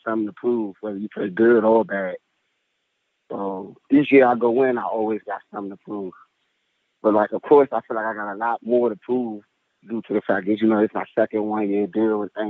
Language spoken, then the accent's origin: English; DMV area, United States; moved away; I'm from the DMV area, so I grew up a Redskins fan